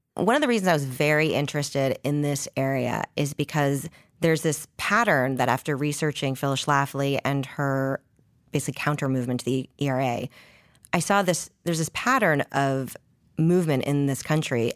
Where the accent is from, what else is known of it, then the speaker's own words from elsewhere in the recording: Canada; I, I'm and from Canada.